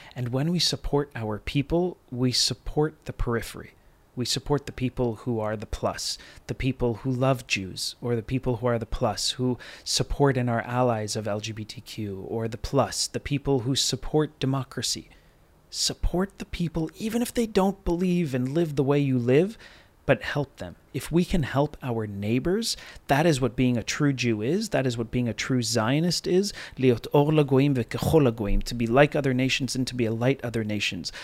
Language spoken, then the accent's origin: English; United States; I'm speaking as an American